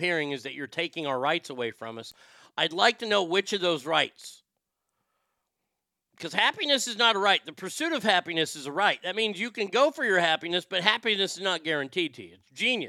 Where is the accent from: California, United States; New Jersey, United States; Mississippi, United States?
California, United States; near San Francisco; I was raised near San Francisco